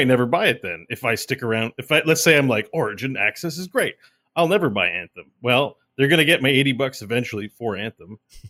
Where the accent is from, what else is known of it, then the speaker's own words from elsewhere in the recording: Canada; I'm Canadian. It's $79.99.